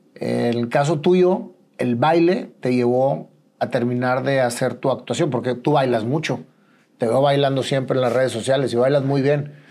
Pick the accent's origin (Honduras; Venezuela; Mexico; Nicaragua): Mexico; Nosotros como mexicanos